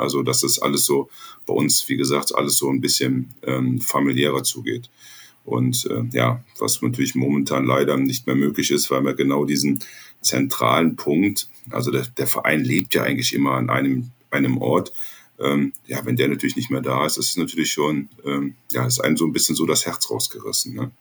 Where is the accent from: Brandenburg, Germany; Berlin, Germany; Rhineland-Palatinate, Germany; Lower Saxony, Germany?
Rhineland-Palatinate, Germany; Ahr Valley; ich komme aus dem Ahrtal. Das Ahrtal ist meine Heimat